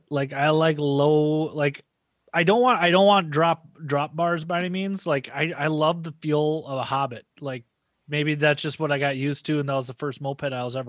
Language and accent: English; Southern Minnesota, United States; I'm a hick from Southern Minnesota